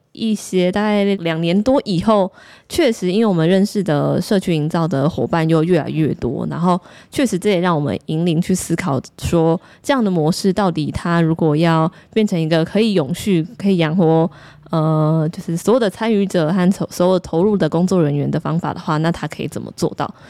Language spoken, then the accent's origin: Chinese; Taiwan; 我是土生土长的台湾人